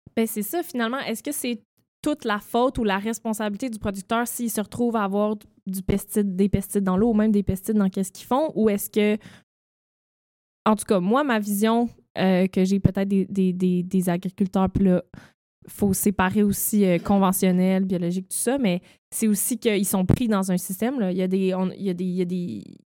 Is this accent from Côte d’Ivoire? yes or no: no; Eastern Townships, Quebec, Canada; je viens des cantons de l'Est, j'ai travaillé sur une ferme